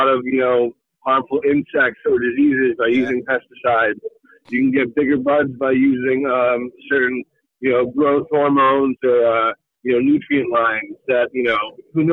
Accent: Hampton Falls, New Hampshire, United States; moved away as an adult; now in South Berwick, United States; I grew up in Hampton Falls, so again, right next door

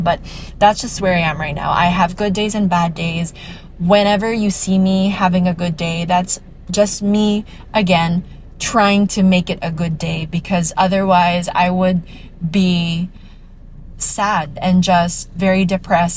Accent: Iloilo City, Western Visayas, Philippines; I'm from Iloilo City

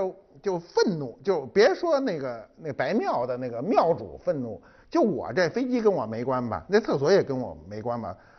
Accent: China; 这涉及一个公共问题，就是我们中国人啊，都是把自个儿家弄特好。

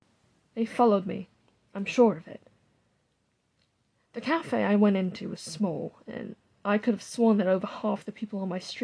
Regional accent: New Mexico, United States; I'm from New Mexico, and in comparison to New Mexico's hot and sunny weather and its more hardened wildlife, Maine and its cold, dry air

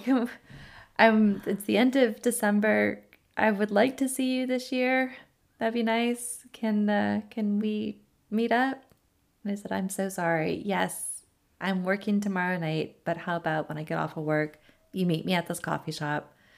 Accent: California, United States; moved away as an adult; now in Tennessee, United States; we're from California

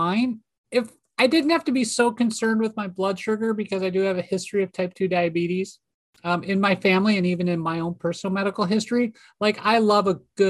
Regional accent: Minneapolis, Minnesota, United States; Minneapolis, St. Paul's my hometown.

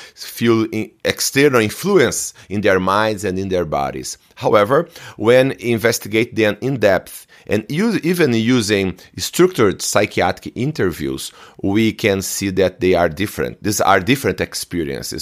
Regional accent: Brazil; I'm from Brazil

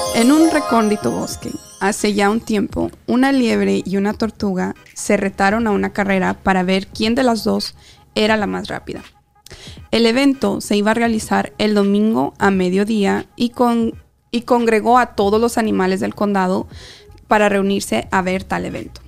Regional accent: Mexico; a los que nos criamos en México

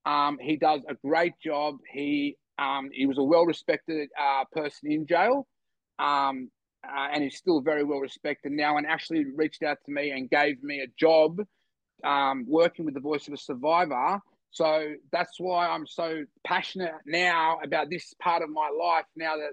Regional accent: Bogotá, Colombia; also born or lived in Bondi; now in Sydney, Australia; I am from the eastern suburbs, from Bondi. I was born in Colombia, in South America, in Bogota. I was raised in an orphanage there.

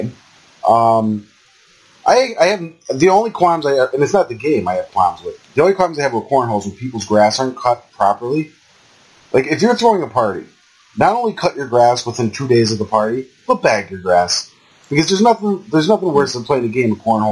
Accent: Old Forge, Pennsylvania, United States; there's a town called El Forge, my hometown

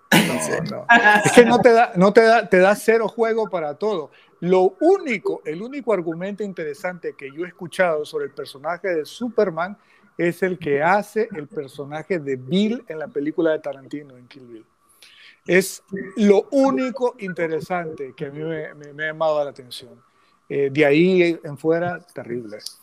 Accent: Nicaragua; los nicaragüenses que criticamos no somos verdaderos nicaragüenses

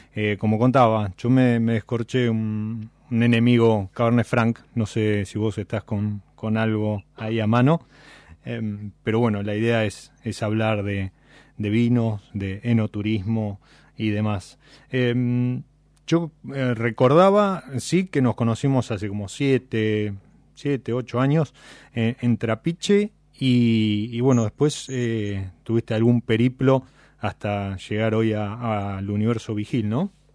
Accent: Buenos Aires, Argentina; los que somos de Buenos Aires

